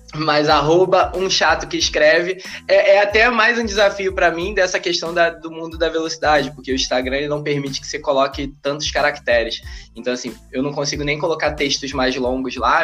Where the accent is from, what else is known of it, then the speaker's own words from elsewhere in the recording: Rio de Janeiro, Brazil; eu nasci em Realengo